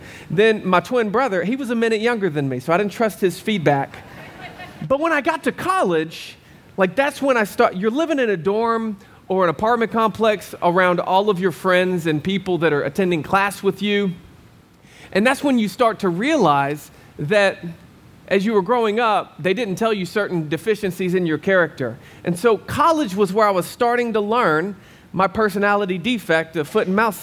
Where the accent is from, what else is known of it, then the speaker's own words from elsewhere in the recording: Arkansas, United States; moved away as an adult; now in Arizona, United States; I'm from Arkansas.